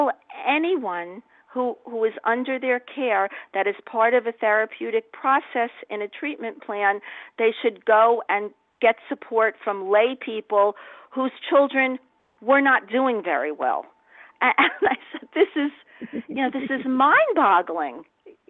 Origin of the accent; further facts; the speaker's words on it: New York, United States; I'm from New York